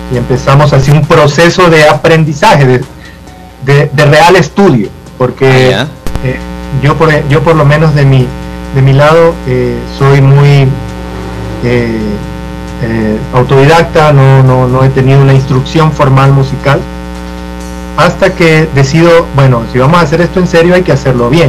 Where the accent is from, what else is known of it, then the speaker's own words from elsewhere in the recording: Esmeraldas, Ecuador; De donde yo vengo, yo vengo de, de, Esmeraldas.